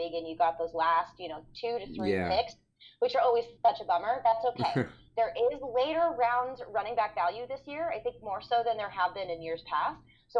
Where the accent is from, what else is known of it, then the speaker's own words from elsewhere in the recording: St. Louis, Missouri, United States; even though I'm from St. Louis